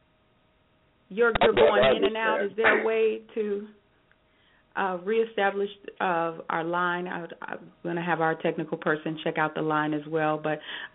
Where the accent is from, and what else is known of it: Chicago, Illinois, United States